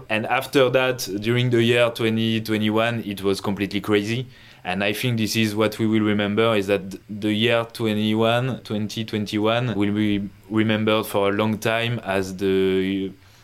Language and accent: English; France; English is a second language; from France